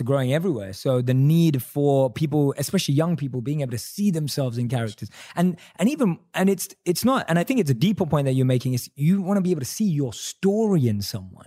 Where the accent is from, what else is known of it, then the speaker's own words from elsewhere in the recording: London, United Kingdom; I'm a British Indian, right? Born and raised in London.